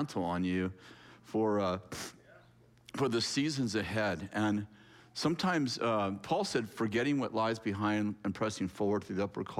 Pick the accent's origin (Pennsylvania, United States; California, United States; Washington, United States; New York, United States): California, United States; I was born in California